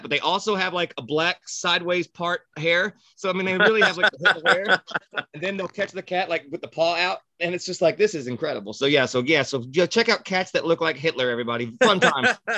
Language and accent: English; United States; as an American